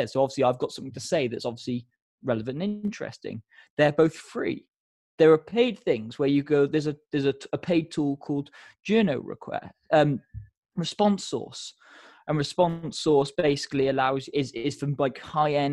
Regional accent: United Kingdom; we're very British about it

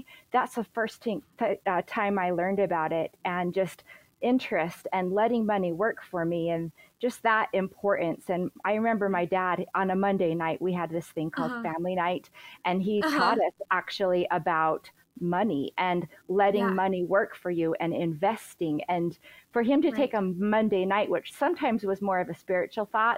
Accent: Utah, United States; we're from Utah

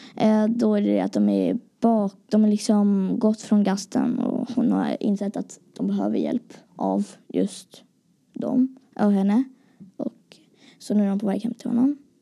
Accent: Gothenburg, Västra Götaland, Sweden; jag kommer ifrån Göteborg

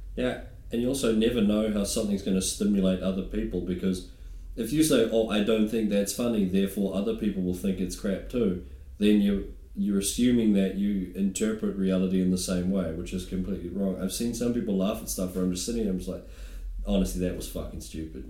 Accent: New Zealand; moved away; being a New Zealander

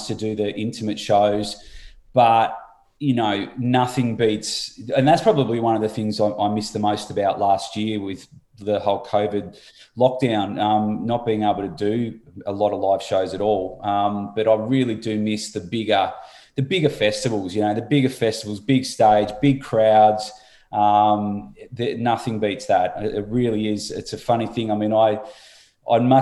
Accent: Turners Beach, Tasmania, Australia; also born or lived in Launceston, Australia; now in Gold Coast, Australia; I was born in Launceston, grew up on the northwest coast, a little place called Turner's Beach

